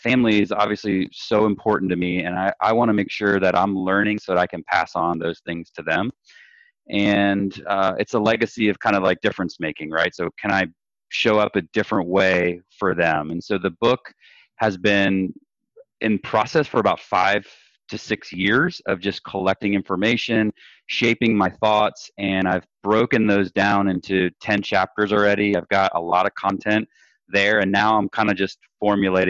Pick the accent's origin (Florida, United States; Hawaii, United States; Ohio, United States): Florida, United States; I grew up in Florida, born and raised, and we've kind of settled in North Florida right now